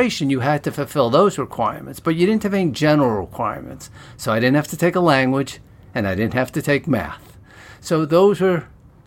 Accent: Newton, Massachusetts, United States; also born or lived in Natick, Massachusetts; I grew up in the suburbs of Boston. Two of the suburbs, Natick

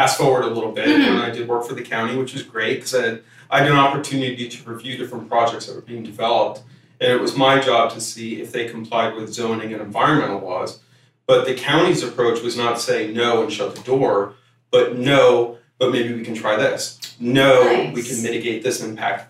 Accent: Middletown, New Jersey, United States; now in San Diego, United States; I'm originally from New Jersey

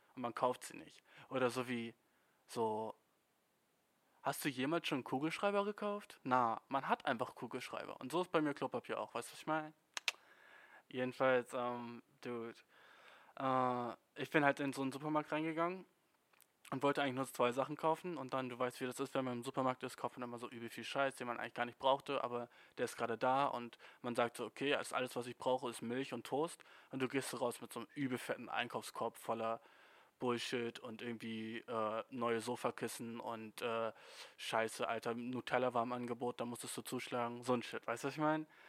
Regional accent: Germany; als Deutscher

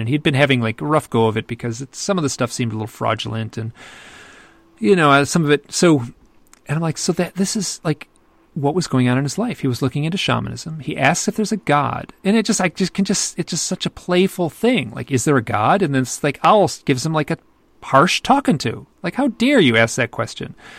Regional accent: Michigan, United States; I'm from Michigan, which is in the Midwest of America, and we're all very polite

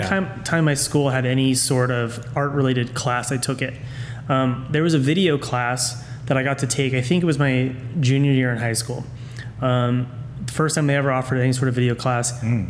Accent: Menlo Park, California, United States; also born or lived in Chicago, Illinois; I grew up in a town called Menlo Park, California, just south of San Francisco. I was born in Chicago, actually, but I'm adopted. And so my mom flew to Chicago to come pick me up. All of my family is originally from there.

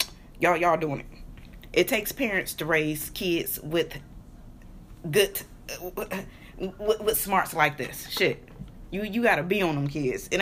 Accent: Michigan, United States; growing up in Michigan

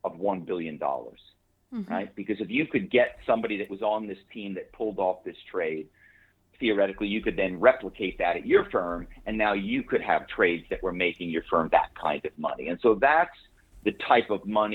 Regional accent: Philadelphia, Pennsylvania, United States; moved away as an adult; also born or lived in New York / Malibu; I grew up on the East Coast in Philadelphia

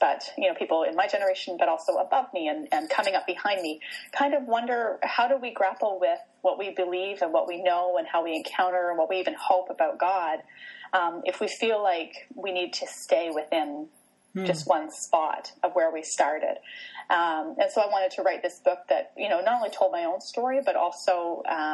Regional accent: Canada; also born or lived in Vancouver area, British Columbia; I'm Canadian, so I live in Western Canada in a town just outside of Vancouver

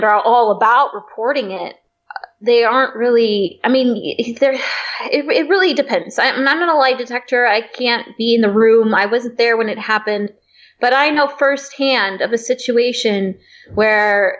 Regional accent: California, United States; also born or lived in Michigan; now in San Diego, United States; went back home to my home state, California

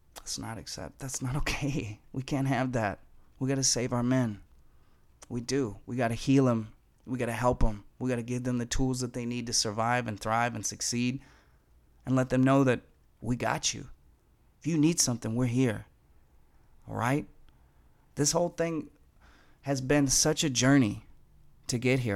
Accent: Fargo, North Dakota, United States; moved away as an adult; also born or lived in Denver / California; I come from Fargo, North Dakota

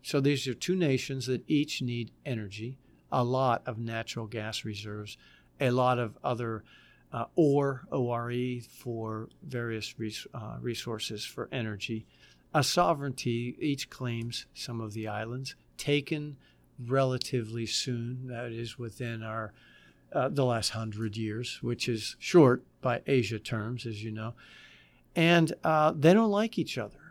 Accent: Butler, Pennsylvania, United States; moved away; I'm from Butler, Pennsylvania, which is a steel town in western Pennsylvania. My dad was a steel worker

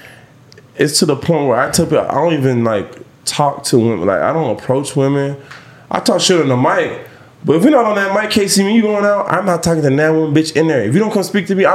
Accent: Jamaica; I'm Jamaican

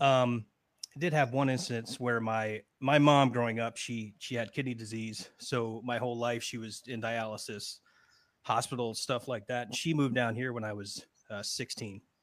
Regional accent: Connecticut, United States; moved away as an adult; now in Florida, United States; I'm from Connecticut originally. I've been in Florida, uh, boy, going on seventeen years now

